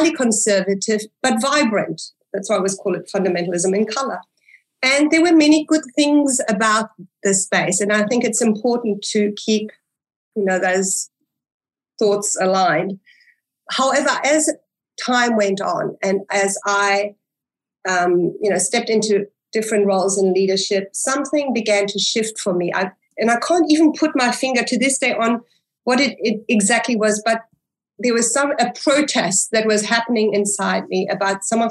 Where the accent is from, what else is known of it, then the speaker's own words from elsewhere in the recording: South Africa; English is a second language; also born or lived in Germany; I was born in Germany in a non-religious home, so to speak. You know, there was an idea about God, but it was held very far away. We then migrated to South Africa. So I was an immigrant, a little girl, an immigrant who could not speak English